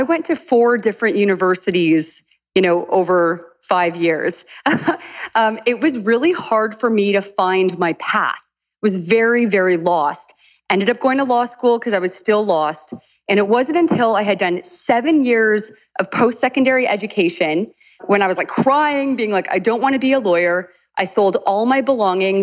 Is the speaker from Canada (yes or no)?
yes; London, Ontario, Canada; also born or lived in Toronto / San Diego; London, Ontario, Canada.